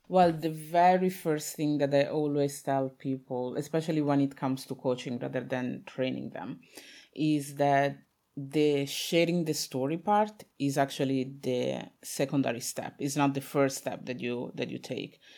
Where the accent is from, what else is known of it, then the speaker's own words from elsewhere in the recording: Italy; I was born in Italy, my parents are from Congo